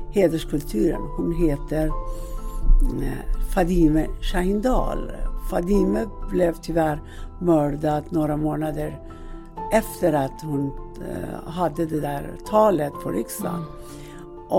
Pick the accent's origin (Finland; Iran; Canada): Iran; Swedish is a second language; now in Sweden; och jag ursprungligen kommer jag från Iran.